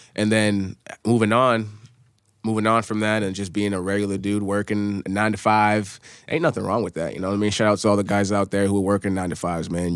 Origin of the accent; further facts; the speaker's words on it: Amherst, New Hampshire, United States; growing up, I'm from Amherst, New Hampshire